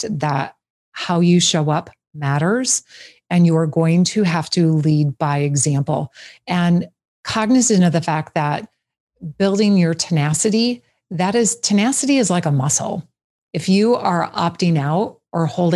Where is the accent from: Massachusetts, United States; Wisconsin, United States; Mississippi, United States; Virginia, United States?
Wisconsin, United States; just outside of Green Bay; I grew up just outside of Green Bay